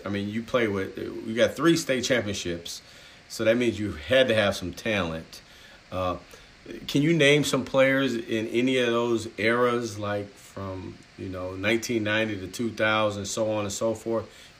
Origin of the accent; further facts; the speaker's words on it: Wisconsin, United States; because we're from Wisconsin